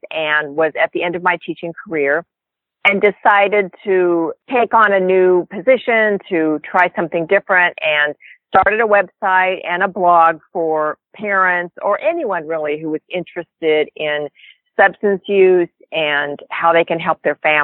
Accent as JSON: {"language": "English", "region": "Northern California", "country": "United States", "said": "I am from Northern California. Been a California girl most of my life, since actually a very young age"}